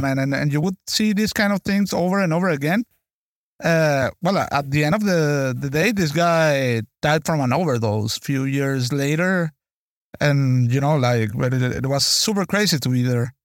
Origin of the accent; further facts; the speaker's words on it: Venezuela; moved away; I was born and raised in Venezuela